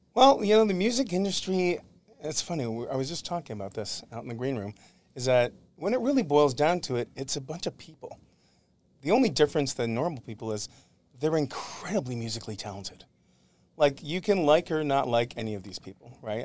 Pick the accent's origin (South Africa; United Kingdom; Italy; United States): United States; Syracuse, New York; moved away as an adult; now in Los Angeles, United States; Grew up in upstate New York, in Syracuse, New York